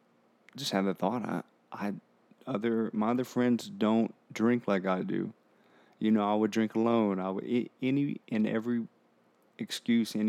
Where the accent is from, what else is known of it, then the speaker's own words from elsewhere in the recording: Harlingen, Texas, United States; I'm from Harlingen, Texas, and it's near South Padre Island, Brownsville